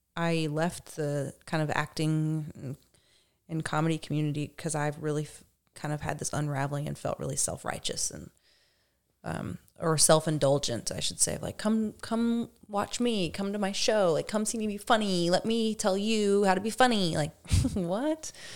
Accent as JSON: {"language": "English", "town": "Dickson", "region": "Tennessee", "country": "United States", "tie": "born or raised there", "moved": "yes", "said": "I grew up outside of Nashville, about twenty minutes outside of Nashville in a very small, pretty poor town called Dixon"}